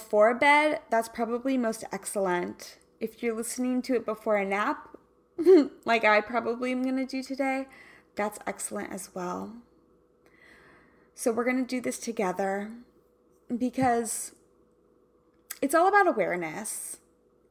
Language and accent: English; Kansas, United States; now in Southern California, United States; I'm from Kansas